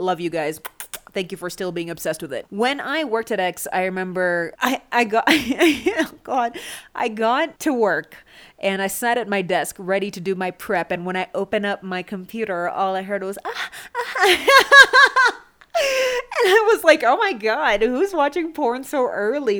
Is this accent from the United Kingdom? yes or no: no; Canada; I'm from Canada.